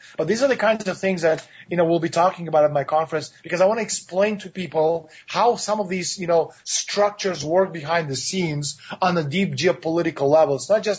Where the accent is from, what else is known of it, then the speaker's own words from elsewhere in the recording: Toronto, Ontario, Canada; my hometown, Toronto, Canada.